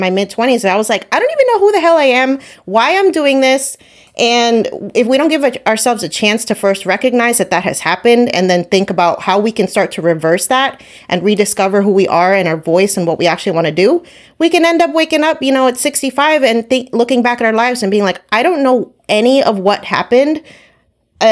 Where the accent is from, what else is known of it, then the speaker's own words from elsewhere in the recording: New Jersey, United States; I'm from Jersey. I have an accent.